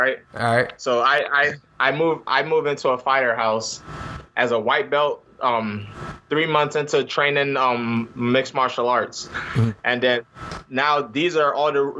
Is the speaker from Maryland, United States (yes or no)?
yes; Prince George's County, Maryland, United States; Maryland. I'm from PG County.